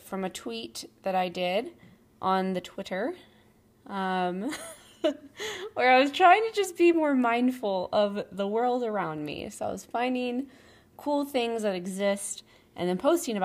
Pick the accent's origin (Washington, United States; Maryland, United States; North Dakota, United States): Washington, United States; Puyallup; it's from my hometown. And it's called the Puyallup Fair.